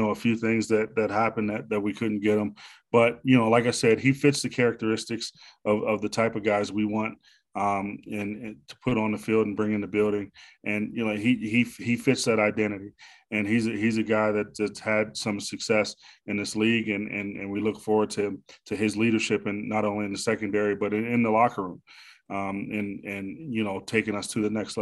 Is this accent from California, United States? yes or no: no; Pittsburgh, Pennsylvania, United States; I'm from the Pittsburgh area.